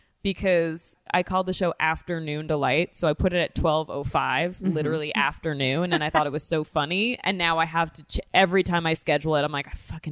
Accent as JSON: {"language": "English", "town": "Great Neck", "region": "New York", "country": "United States", "tie": "born or raised there", "also_born_or_lived": "Queens, New York / Virginia", "moved": "as an adult", "lives_now": "Los Angeles, United States", "said": "I was born in Queens, raised in Great Neck, land of the Jews."}